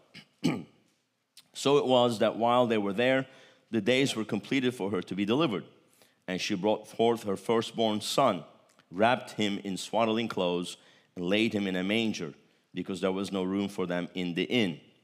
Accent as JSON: {"language": "English", "country": "Turkey", "said": "I'm Turkish."}